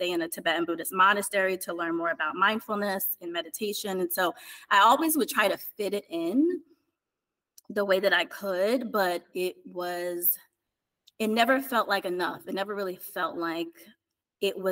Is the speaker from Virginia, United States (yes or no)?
no; East Orange, New Jersey, United States; I grew up in East Orange, New Jersey, in the inner city